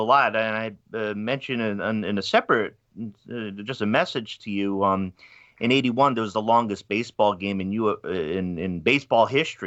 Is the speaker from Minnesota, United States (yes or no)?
no; Pawtucket, Rhode Island, United States; I'm from Pawtucket, Rhode Island